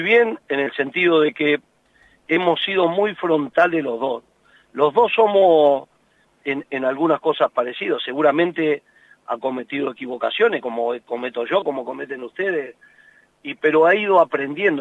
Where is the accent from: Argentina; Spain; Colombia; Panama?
Argentina; nosotros somos así, los argentinos, por todos, yo me incluyo